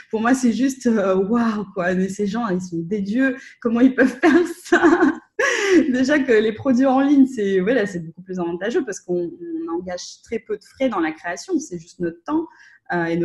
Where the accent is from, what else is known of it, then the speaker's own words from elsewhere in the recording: Russia; parce que comme je suis russe, euh, j'ai la chance de pouvoir euh, accéder au réseau de, de freelance russophones qui sont basés en Russie ou en Ukraine